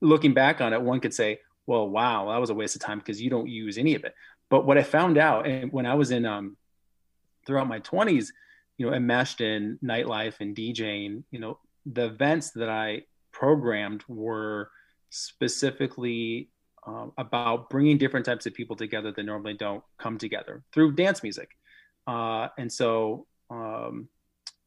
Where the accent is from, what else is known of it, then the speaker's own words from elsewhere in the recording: Omaha, Nebraska, United States; I grew up here in Omaha